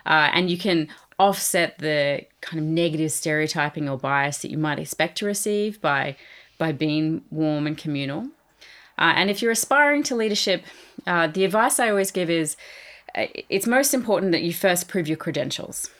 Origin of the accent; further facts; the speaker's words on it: Australia; moved away; I am Australian